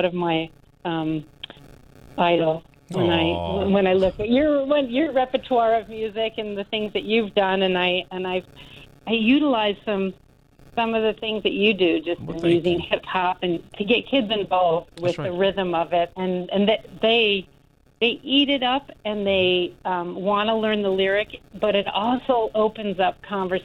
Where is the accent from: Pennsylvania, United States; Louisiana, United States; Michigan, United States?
Michigan, United States; now in Wisconsin, United States; I grew up in Michigan, and this is where I did all of my formative music training